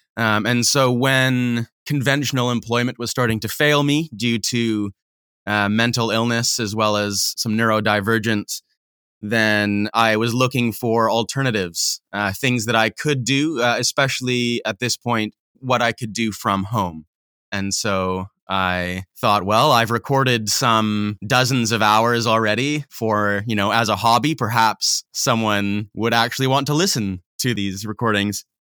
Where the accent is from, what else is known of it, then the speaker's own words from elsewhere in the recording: Manitoba, Canada; also born or lived in Saskatchewan / Alberta / British Columbia; No, so I grew up in Manitoba, Canada.